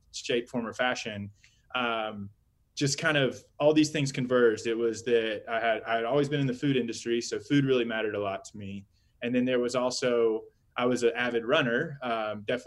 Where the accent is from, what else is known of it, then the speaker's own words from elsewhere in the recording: Georgia, United States; moved away as an adult; also born or lived in Austin, Texas / Virgin Islands / Alaska; now in Denver, United States; I grew up in Georgia, down in the southeast.